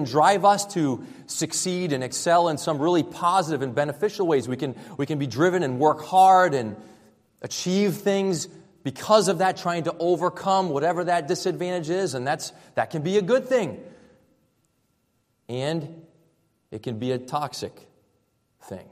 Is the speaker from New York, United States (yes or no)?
no; Rhode Island, United States; moved away as an adult; also born or lived in Florida / Southern California; I moved from Rhode Island, where I grew up here, down to Florida to attend Christian college